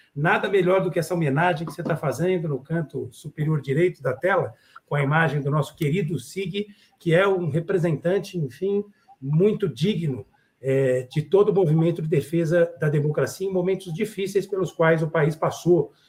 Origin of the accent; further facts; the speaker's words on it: Brazil; como brasileiro, como cidadão